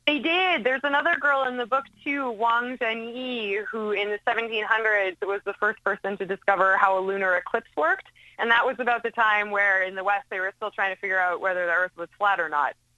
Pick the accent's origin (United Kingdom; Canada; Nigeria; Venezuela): Canada; I'm Canadian